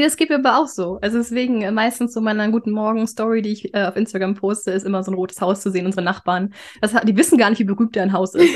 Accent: Flensburg, Schleswig-Holstein, Germany; moved away as an adult; also born or lived in Berlin; now in Stockholm, Sweden; ich komme ursprünglich aus Flensburg

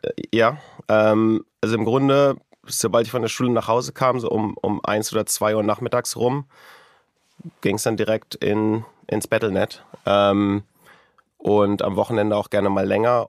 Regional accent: Wunstorf, Lower Saxony, Germany; moved away; in der Nähe von Hannover, in einem kleinen Ort namens Lute bei Wunsdorf

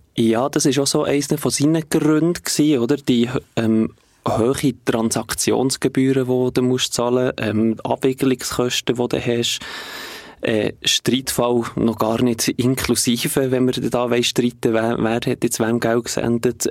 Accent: Bern, Switzerland; ich komme aus der Region Bern

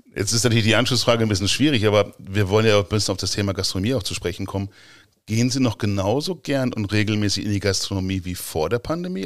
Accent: Gifhorn, Lower Saxony, Germany; also born or lived in Braunschweig; bin ja Gifhorner von Geburt aus

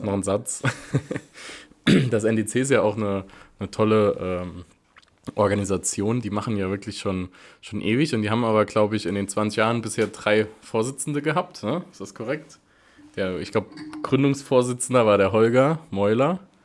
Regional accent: Wiebelskirchen, Saarland, Germany; bei uns in Wiebelskirchen

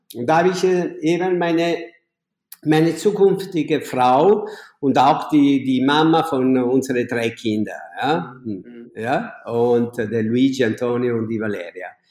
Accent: Naples, Campania, Italy; German is a second language; moved away as an adult; now in Vienna, Austria; ich komme aus Napoli

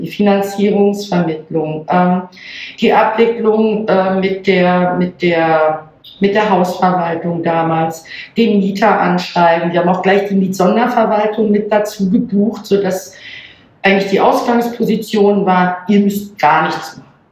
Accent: Germany; moved away as an adult; now in Berlin, Germany; Ich selber komme, mhm. oh, mein Mann auch, gebürtig aus Hamburg bzw. Niedersachsen, oben von der Küste.

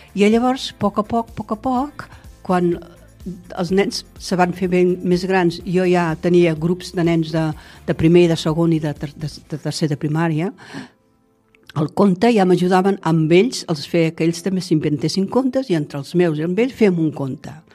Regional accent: Tarragona, Catalonia, Spain; moved away as an adult; now in Altafulla, Spain; jo soc de Tarragona, nascuda aquí, i, i tota la vida que he viscut aquí

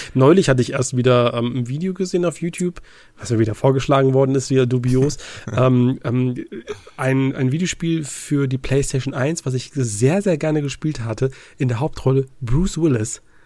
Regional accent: Ruhr area, North Rhine-Westphalia, Germany; moved away; ich komme aus, ursprünglich aus dem Ruhrgebiet

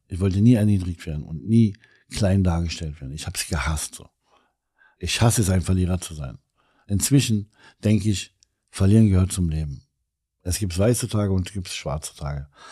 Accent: Berlin, Germany; als gebürtiger Kreuzberger Libanese

